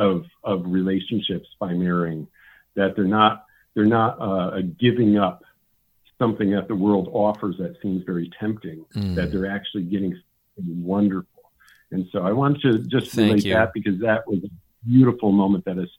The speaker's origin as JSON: {"language": "English", "region": "New England", "country": "United States", "tie": "born or raised there", "said": "I don't know whether it was just growing up in New England"}